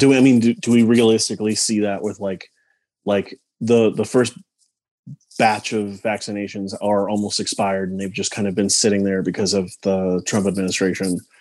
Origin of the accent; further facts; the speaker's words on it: Palm Springs, California, United States; I grew up out in Palm Springs